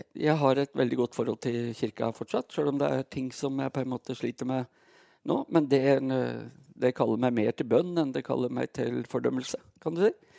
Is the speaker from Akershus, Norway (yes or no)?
no; Brumunddal, Innlandet, Norway; moved away; Jeg, eh, jeg er født og oppvokst i Brumdalen